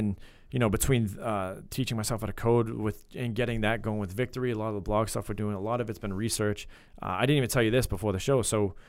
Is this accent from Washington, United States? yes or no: yes; Bellingham, Washington, United States; So we're both from Bellingham. So we Bellingham Blackhawks.